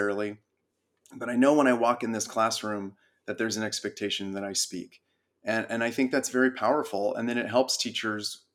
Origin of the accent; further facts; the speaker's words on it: Big Bear, California, United States; also born or lived in San Diego; We grew up in Big Bear. It's a small mountain town in California.